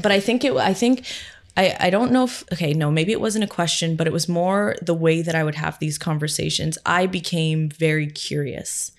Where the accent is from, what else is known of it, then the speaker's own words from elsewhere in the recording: Barrie, Ontario, Canada; my hometown in Barrie